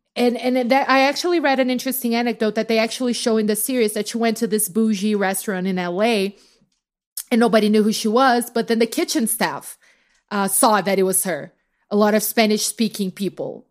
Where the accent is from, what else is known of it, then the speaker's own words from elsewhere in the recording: Brazil; now in United States; as a Brazilian